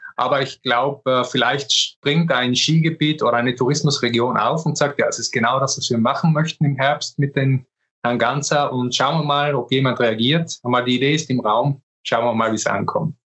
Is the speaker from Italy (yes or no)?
yes; South Tyrol, Trentino-Alto Adige, Italy; Ich bin Südtiroler